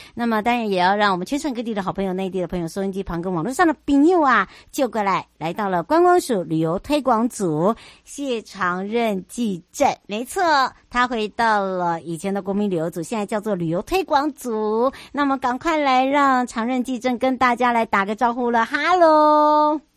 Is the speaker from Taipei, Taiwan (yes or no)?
no; Hualien County, Taiwan; 花东，我的故乡